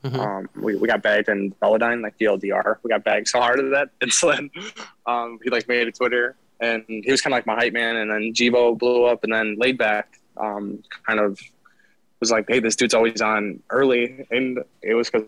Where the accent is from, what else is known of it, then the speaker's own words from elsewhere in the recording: Wisconsin, United States; I grew up in Wisconsin